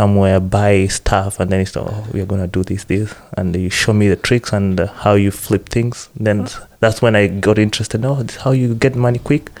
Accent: Eldoret, Uasin Gishu County, Kenya; now in Newcastle; I'm from Eldoret

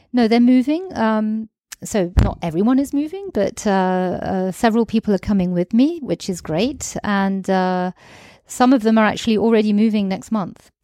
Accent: United Kingdom; also born or lived in Greece; now in France; I'm British, I'm actually half Greek

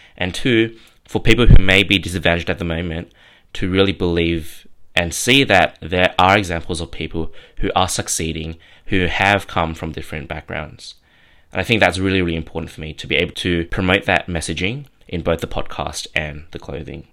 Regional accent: Sydney, New South Wales, Australia; born and raised in Kamarada, which is out in southwestern Sydney.

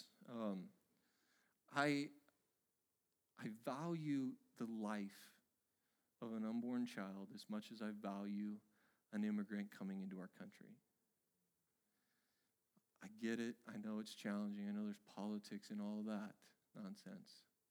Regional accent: Oregon, United States; my home state of Oregon

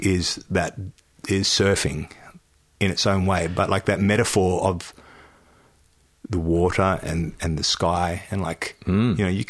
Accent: Australia; also born or lived in Darwin, Northern Territory / Broome, Western Australia / Perth, Western Australia; I grew up in Darwin and Broome, and a bit in Perth too

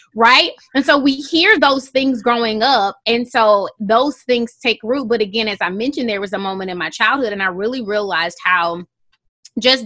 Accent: Houston, Texas, United States; moved away as an adult; also born or lived in Qatar; And I'm from Houston, Texas

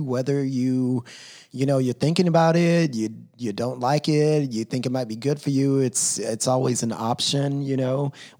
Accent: Texas, United States; now in Los Angeles, United States; When I grew up in Texas

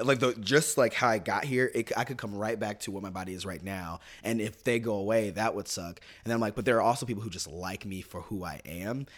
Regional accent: Kansas City, Missouri, United States; born or raised there; moved away

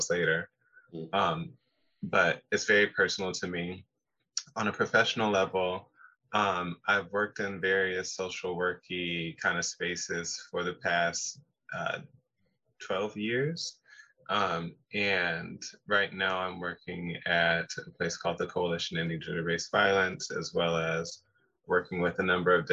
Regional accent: Pacific Northwest, Seattle to Spanaway, Washington, United States; I am born and raised in the Pacific Northwest

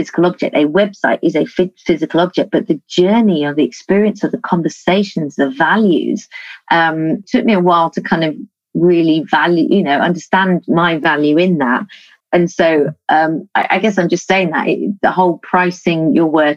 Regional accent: United Kingdom; We're quite British

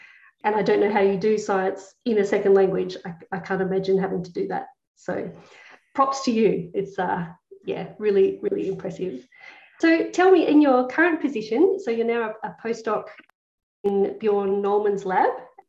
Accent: Australia; moved away as an adult; also born or lived in United Kingdom; I was going from Australia to the UK.

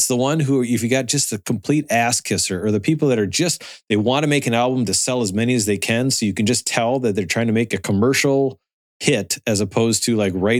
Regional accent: Minneapolis, Minnesota, United States; I'm from Minneapolis

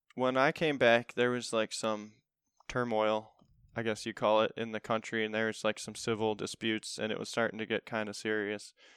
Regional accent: Olmsted Falls, Ohio, United States; I grew up in Olmsted Falls.

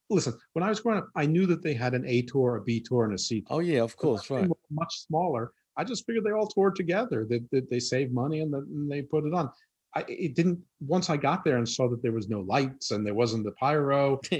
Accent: New York, United States; accent: New York; Yeah, my accent's really watered down. But but listen, I totally get it from where you're from. That when my New York accent comes out

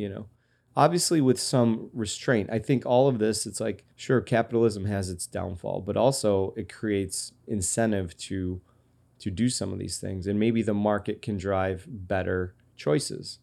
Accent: Rochester, New York, United States; I'm from Rochester

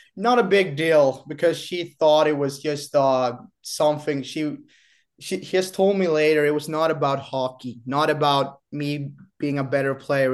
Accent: Kristianstad, Skåne, Sweden; now in Boden, Sweden; born and raised in Kristianstad, southern Sweden

